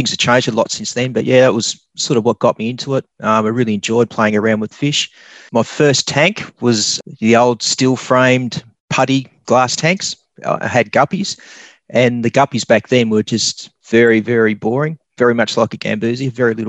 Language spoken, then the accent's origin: English; Launceston, Tasmania, Australia; Well, I grew up in Tasmania, in Launceston.